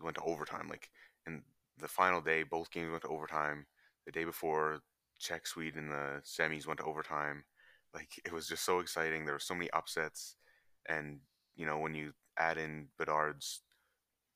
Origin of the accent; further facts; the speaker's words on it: Canada; as a Canadian